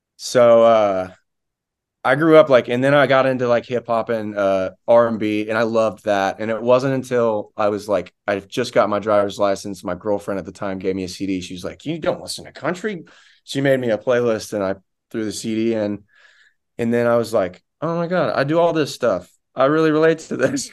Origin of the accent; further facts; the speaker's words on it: rural Florida, United States; I'm from Florida